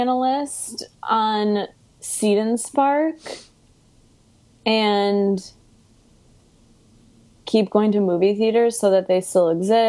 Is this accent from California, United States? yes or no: no; Chicago, Illinois, United States; accent: Chicago; now in New York, United States; My Chicago accent has come out more.